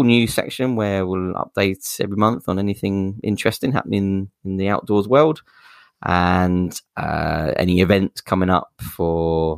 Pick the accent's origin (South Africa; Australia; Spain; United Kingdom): United Kingdom; moved away as an adult; also born or lived in Manchester; now in Wigan, United Kingdom; I grew up near London, and for the first 18 years of my life